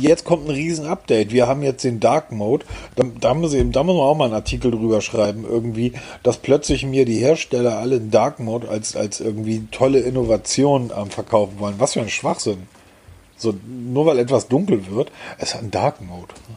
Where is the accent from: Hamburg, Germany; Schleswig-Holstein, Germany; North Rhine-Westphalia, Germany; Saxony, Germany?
Hamburg, Germany; born or raised there